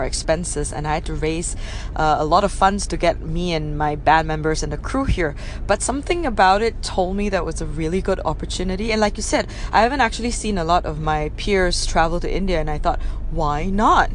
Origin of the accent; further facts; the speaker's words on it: Penang, Malaysia; moved away as an adult; also born or lived in Kuala Lumpur; Penang, yes, I love my hometown.